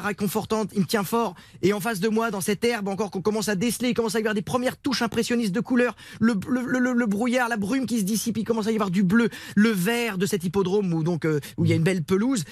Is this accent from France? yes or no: yes; Sablé-sur-Sarthe, Pays de la Loire, France; on est chez moi, dans la Sarthe, à Sablé